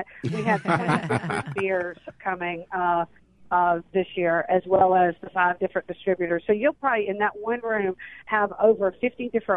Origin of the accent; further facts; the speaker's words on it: Natchez, Mississippi, United States; I grew up in Natchez